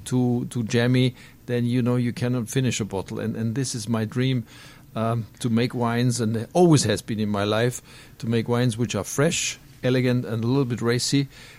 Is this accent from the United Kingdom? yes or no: no; Austria; I come from Europe. You know, Austria, protected little country, not so super important. A little bit laid back, you could call it saturated as well.